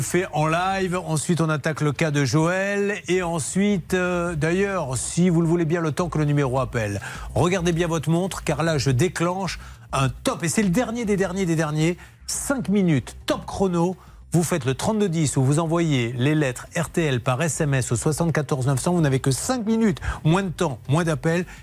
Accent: Bordeaux, Nouvelle-Aquitaine, France; quand on est bordelais

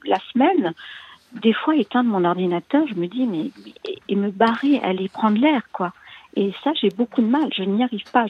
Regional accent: Paris, Île-de-France, France; je suis née à Paris, j'habite à Paris

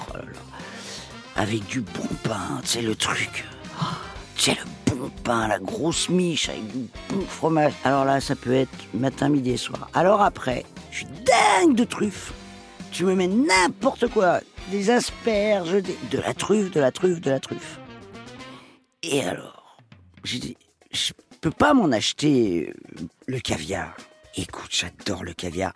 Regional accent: Paris, Île-de-France, France; also born or lived in Toledo, Spain (ancestry); Ma région d'origine, c'est l'Espagne même si euh, je suis parisienne

